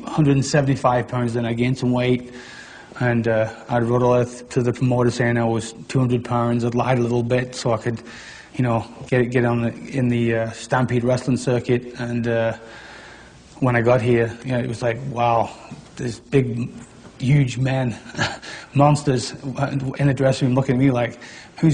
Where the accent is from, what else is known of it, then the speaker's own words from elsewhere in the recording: near Warrington, North West England, United Kingdom; Warrington, which is like 3 miles away from my hometown